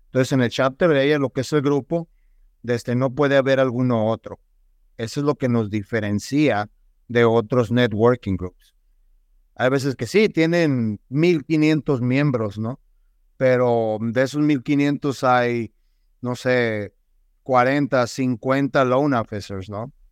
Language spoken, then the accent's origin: Spanish; Nogales, Sonora, Mexico; also born or lived in Tucson, United States; nacido aquí en la ciudad de Tucson, Arizona, criado en la hermosa ciudad de Nogal